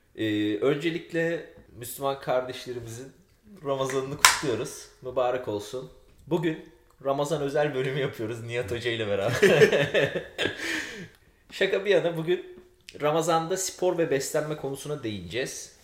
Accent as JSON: {"language": "Turkish", "region": "Aegean Region", "country": "Turkey", "said": "Biz Ege'liyiz çünkü bizim evde çok zeytinyağlı olur"}